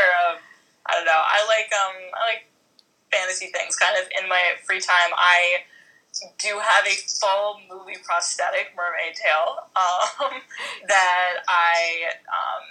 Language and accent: English; East Coast, United States; I'm from the East Coast.